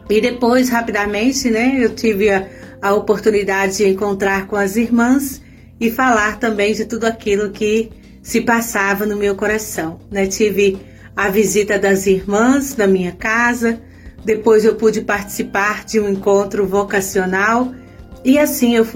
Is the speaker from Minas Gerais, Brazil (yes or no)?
yes; Minas Gerais, Brazil; moved away; sou natural de Minas.